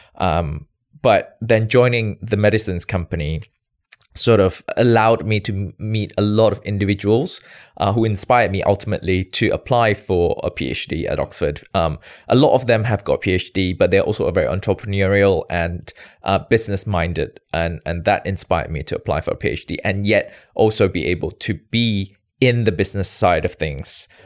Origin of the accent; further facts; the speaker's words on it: Malaysia; moved away as an adult; also born or lived in United Kingdom / New York, United States / New Jersey, United States; born and bred in Malaysia